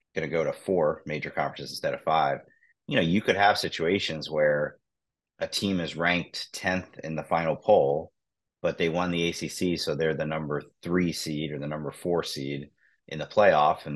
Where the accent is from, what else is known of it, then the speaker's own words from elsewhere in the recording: Cincinnati, Ohio, United States; I'm from Cincinnati